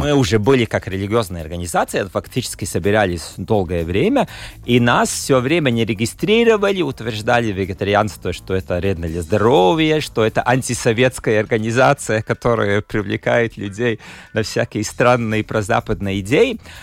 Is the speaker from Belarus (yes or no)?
no; Latgale, Latvia; С детства я был из Латгалии